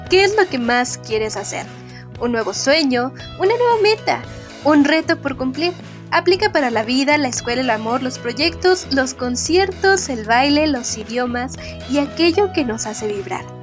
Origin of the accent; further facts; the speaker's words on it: Guadalajara, Jalisco, Mexico; Kenia fue la primera en mencionar que habría un evento en Guadalajara, mi ciudad natal, donde asistiría por primera vez una banda de K-pop